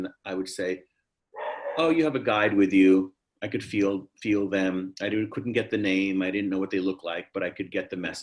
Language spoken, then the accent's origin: English; New York City, New York, United States; also born or lived in Harlem, New York; We were living in the Bronx. I was born in Harlem. Then we bought this old house in the Bronx